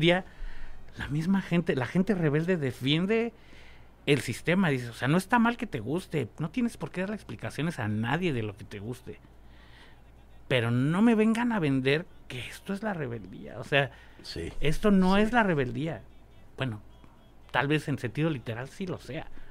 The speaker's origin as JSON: {"language": "Spanish", "region": "Mexico City", "country": "Mexico", "tie": "born or raised there", "said": "mi barrio desde niño fue La Lagunilla"}